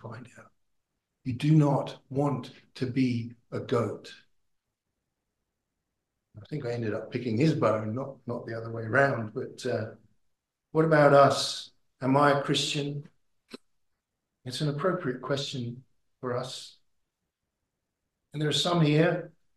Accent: United Kingdom; moved away as an adult; now in Australia; I'm from Britain

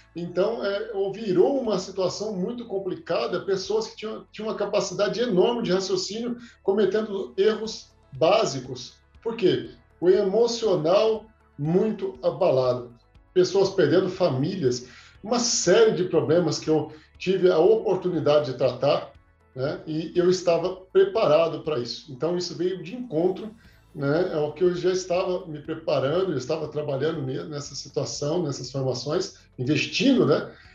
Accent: Três Corações, Minas Gerais, Brazil; moved away as an adult; also born or lived in Anápolis / Aparecida de Goiânia; now in Goiânia, Brazil; Eu sou, eu sou de Minas, sou mineiro, sou de Três Corações, terra do Pelé

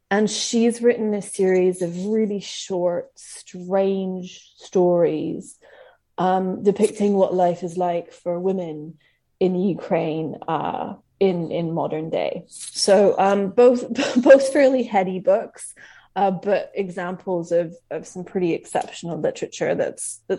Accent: Scotland, United Kingdom; moved away as an adult; also born or lived in Tofino; now in Vancouver, Canada; I grew up in Scotland until I was in my early 20s. Uh, I lost my accent very quickly, as you can probably hear. And now I split my time between unceded Coast Salish territory and unceded Tla-o-qui-aht territory, which is Vancouver and Tofino.

